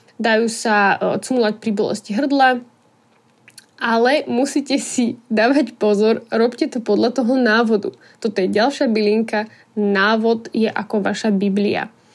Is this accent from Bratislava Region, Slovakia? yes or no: yes; Bratislava, Bratislava Region, Slovakia; pochádzame z Bratislavy